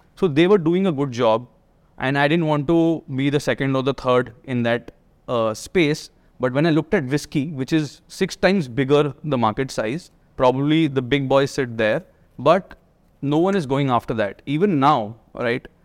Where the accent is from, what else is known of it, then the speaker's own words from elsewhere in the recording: Delhi, India; also born or lived in Manchester; I'm from Delhi. Uh, I did my schooling here